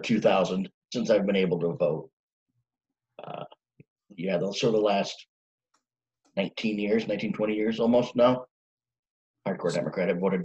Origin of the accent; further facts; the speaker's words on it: Minneapolis, Minnesota, United States; I am married from the Twin Cities, Minneapolis, St. Paul, Minnesota.